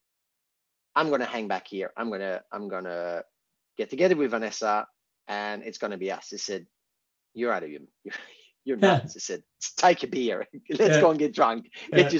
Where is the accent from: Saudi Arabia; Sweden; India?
Sweden; moved away as an adult; now in Australia